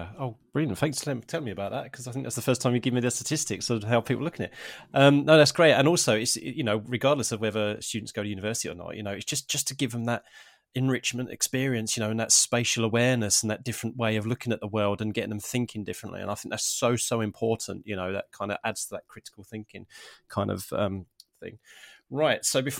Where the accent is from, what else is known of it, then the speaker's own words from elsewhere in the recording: Harlow, East of England, United Kingdom; I mean, I'm originally from Harlow in Essex, so my mum's from Epping, so not too far away from that part of London.